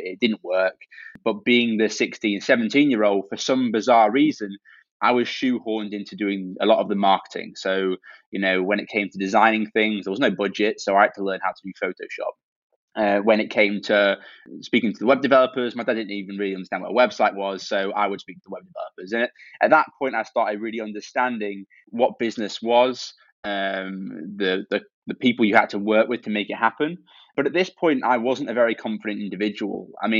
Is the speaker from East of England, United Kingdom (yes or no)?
yes; Cambridge, East of England, United Kingdom; Every time I say I'm from Cambridge, people are like, oh, you must be.